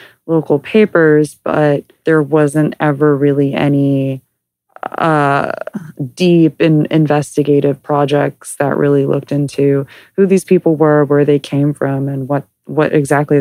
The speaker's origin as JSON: {"language": "English", "region": "Southern California", "country": "United States", "tie": "born or raised there", "said": "I grew up here in Southern California"}